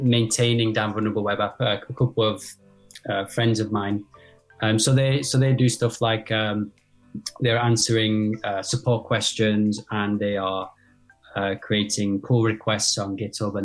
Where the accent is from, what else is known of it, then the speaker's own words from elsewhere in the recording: United Kingdom; now in France; I'm actually based in France myself, but I'm British